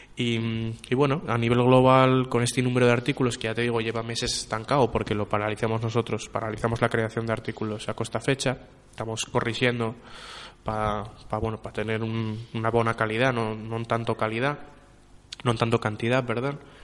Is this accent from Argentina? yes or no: no; Asturias, Spain; Los que falamos asturiano